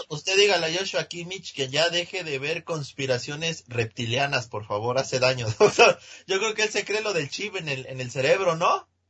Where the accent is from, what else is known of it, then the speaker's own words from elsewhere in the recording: Mexico; aquí en mi país, en México